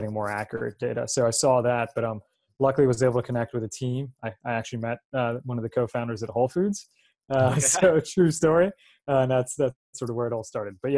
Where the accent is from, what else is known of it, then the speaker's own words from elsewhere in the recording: New Jersey, United States; as a kid growing up in New Jersey